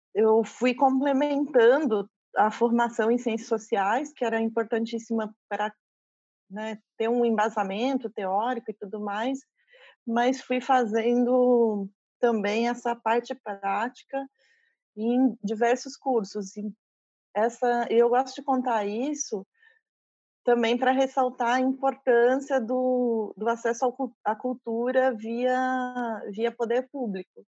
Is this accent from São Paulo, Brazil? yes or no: yes; São José dos Campos, São Paulo, Brazil; moved away as an adult; now in Espírito Santo, Brazil; Sou de, do interior de São Paulo, morei 20 anos em São Paulo e agora há dois anos eu estou no Espírito Santo